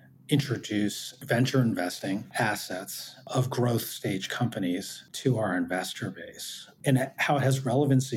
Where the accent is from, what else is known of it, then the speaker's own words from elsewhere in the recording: United States; I'm Korean American